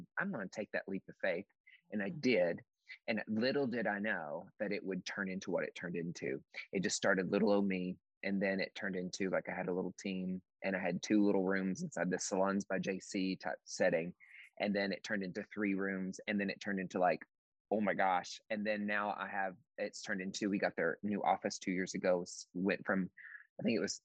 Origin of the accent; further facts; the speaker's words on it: East Tennessee, United States; now in Seattle, United States; I grew up in East Tennessee and in the mountains